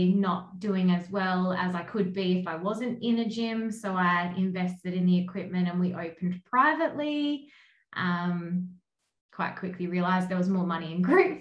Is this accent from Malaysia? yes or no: no; Kangaroo Island, South Australia, Australia; moved away; also born or lived in Adelaide; I'm from Kangaroo Island, so country girl at heart